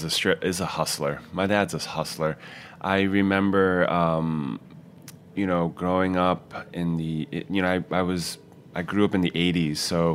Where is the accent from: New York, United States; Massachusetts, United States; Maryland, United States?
New York, United States; Queens; And I grew up essentially in Queens from like grade school like to high school, like a bulk of the years living in Queens.